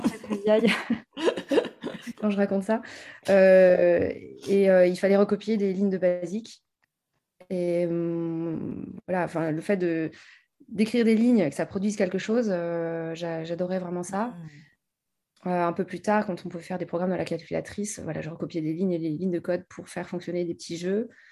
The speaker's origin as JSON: {"language": "French", "country": "France", "tie": "born or raised there", "moved": "yes", "lives_now": "Paris, France", "said": "j'ai grandi en province"}